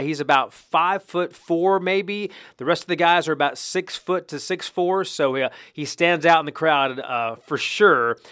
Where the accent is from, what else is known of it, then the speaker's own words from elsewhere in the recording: North Carolina, United States; moved away as an adult; now in Georgia, United States; I grew up in North Carolina, so I played basketball pretty much on a daily basis.